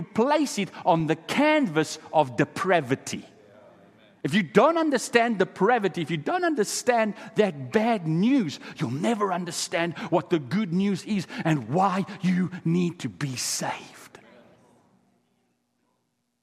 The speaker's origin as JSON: {"language": "English", "town": "Kimberley", "region": "Northern Cape", "country": "South Africa", "tie": "born or raised there", "first_language": "Afrikaans", "second_language": "English", "said": "I come from a place called Kimberley in South Africa. It's famous for diamond mines, De Beers diamond mines. Many of the diamonds in the crown jewels come from my hometown."}